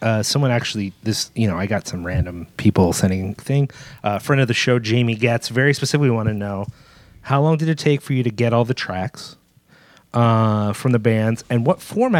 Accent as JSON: {"language": "English", "town": "Philadelphia", "region": "Pennsylvania", "country": "United States", "tie": "born or raised there", "said": "especially growing up in Philadelphia, it was like we were in a little bit of the shadow."}